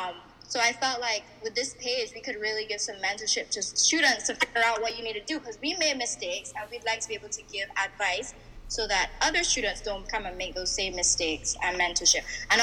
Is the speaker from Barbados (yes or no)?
yes; Barbados; moved away as an adult; now in United States; when I was growing up in Barbados